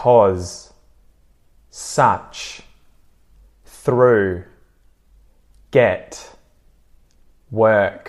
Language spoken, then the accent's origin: English; Australia; accent: Aussie; me as an Aussie